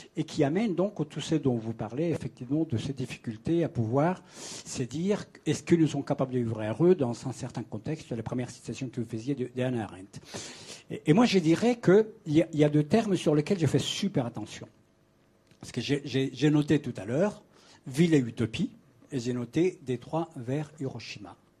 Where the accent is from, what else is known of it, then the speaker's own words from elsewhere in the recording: Colombia; moved away as an adult; now in Paris, France; je viens de l'Amérique latine, je suis né en Colombie, j'ai connu le mouvement indien, j'ai connu le mouvement paysan. J'ai passé mon jeune âge, donc des 15 à 18 ans, dans des territoires